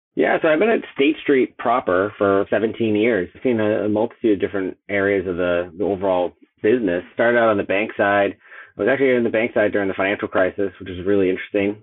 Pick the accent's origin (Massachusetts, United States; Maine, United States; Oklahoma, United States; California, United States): Massachusetts, United States; Boston; I'm from Boston